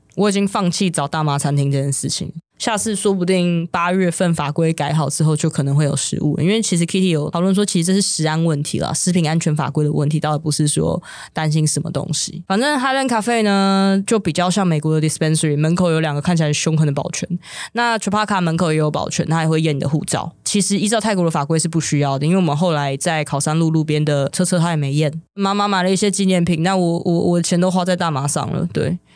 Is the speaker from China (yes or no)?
no; Taiwan; 我们台湾人